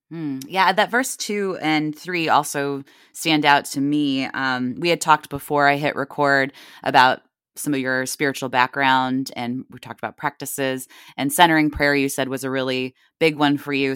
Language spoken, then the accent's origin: English; Northeast Ohio, United States; moved away as an adult; also born or lived in Washington, D.C.; now in Virginia, United States; I grew up in Ohio and then went to, uh, undergrad at Catholic University in Washington, D C